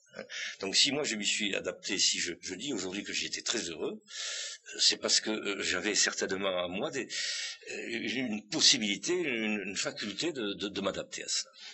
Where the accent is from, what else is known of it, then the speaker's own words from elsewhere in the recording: Bigorre, Occitania, France; accent: Bigourdan; also born or lived in Tarbes; je suis très bigourdant, moi. Hein. J'ai l'accent d'abord, ça s'entend.